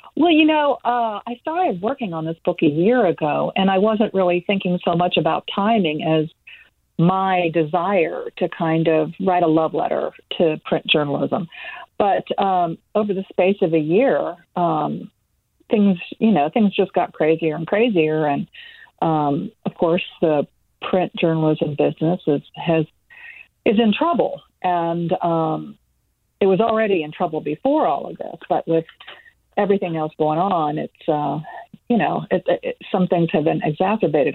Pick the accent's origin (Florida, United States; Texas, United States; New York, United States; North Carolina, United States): Florida, United States; Tampa Bay; My hometown paper, the Tampa Bay Times